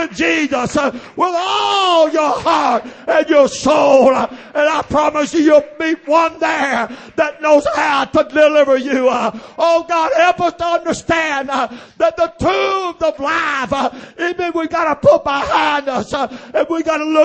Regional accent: Oakdale, Louisiana, United States; also born or lived in Sugartown; I was raised around Oakdale, born at Sugartown, raised around Oakdale

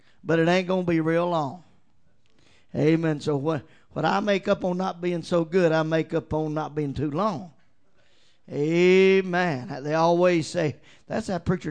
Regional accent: Mortons Gap, Kentucky, United States; I'm from Morton's Gap, Kentucky. Now you don't get no countryer than that.

